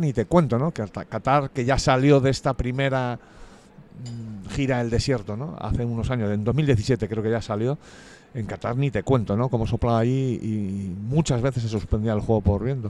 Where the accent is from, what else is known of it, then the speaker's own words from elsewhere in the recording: Madrid, Community of Madrid, Spain; Soy de Madrid, de los madriles. De en medio, además